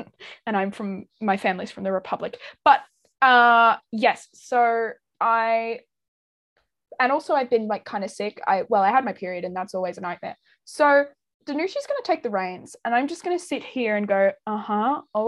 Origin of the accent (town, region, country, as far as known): Northern Ireland, United Kingdom; now in Australia